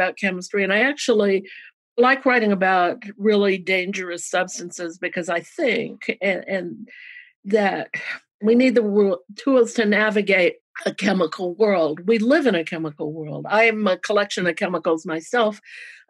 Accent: Louisiana and Georgia, the South, United States; I grew up in the South in Louisiana and Georgia

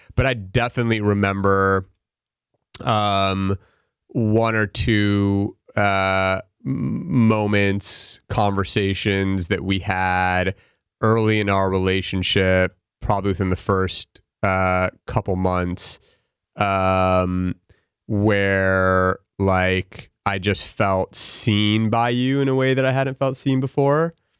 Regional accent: Los Angeles, California, United States; also born or lived in Pennsylvania; I grew up in L A, uh, born and raised here, lived here my entire life through high school

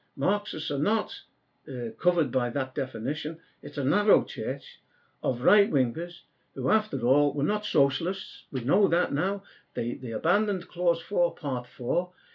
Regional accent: Merseyside, North West England, United Kingdom; I come from Merseyside itself

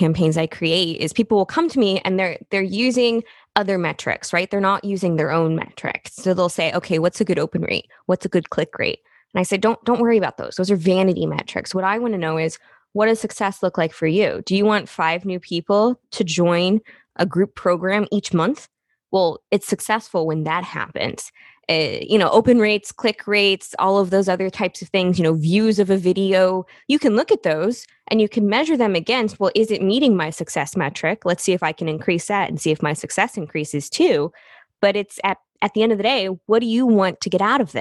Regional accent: Midwest, United States; I'm from the Midwest

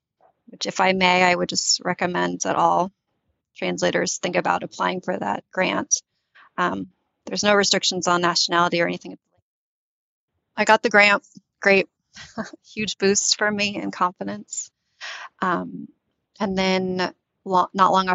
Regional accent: United States; first language English; also born or lived in Tunisia; I ended up in the US when I was 8. And I was raised in the US. So my mother tongue is English

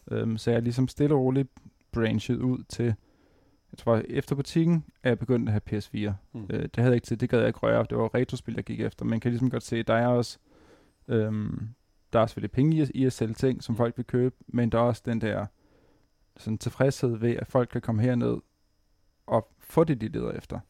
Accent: Præstø, Zealand, Denmark; moved away as an adult; also born or lived in Vordingborg; now in Copenhagen, Denmark; jeg er nede fra Sydsjælland, nede fra Præstø

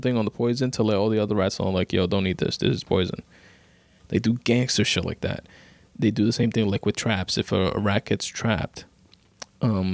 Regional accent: New York City, New York, United States; I live in New York, right? I'm from Queens.

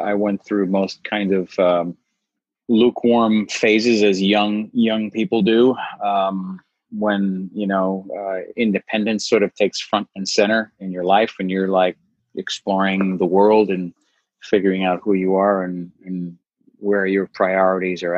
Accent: New York, United States; moved away as an adult; now in California, United States; I'm from New York originally

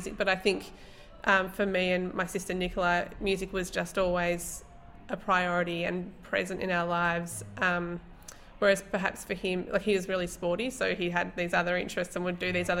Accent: Traralgon, Victoria, Australia; also born or lived in Melbourne; I grew up in Traralgon

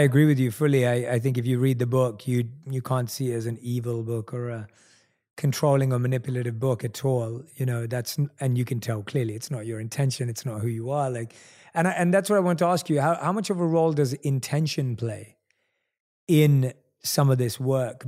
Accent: London, United Kingdom; one of few Indian people in my entire area that I grew up in in London.

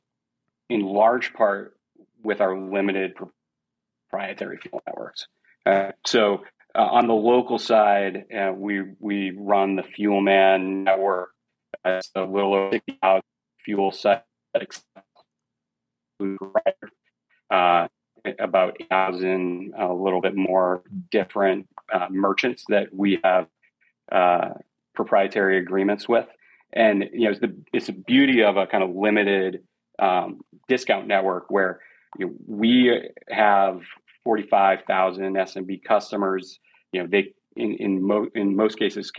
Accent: New England, coast of Maine, United States; I grew up in New England on the coast of Maine

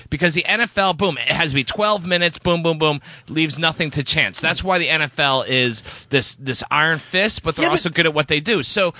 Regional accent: outside of Boston, Massachusetts, United States; moved away; I grew up outside of Boston.

